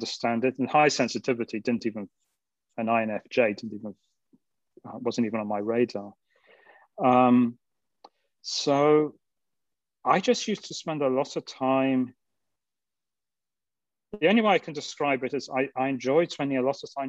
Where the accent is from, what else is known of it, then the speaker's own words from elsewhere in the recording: England, United Kingdom; moved away as an adult; now in Maui, United States; I'm from England